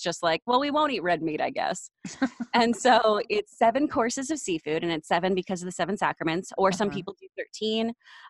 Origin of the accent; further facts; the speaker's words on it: Texas, United States; now in Los Angeles, United States; So I'm from Texas.